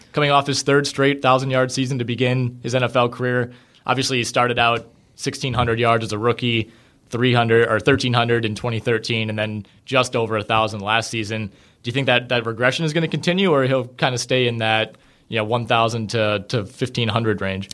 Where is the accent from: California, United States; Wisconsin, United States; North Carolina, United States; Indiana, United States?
Wisconsin, United States; Green Bay; also born or lived in Madison; I was born and raised in Green Bay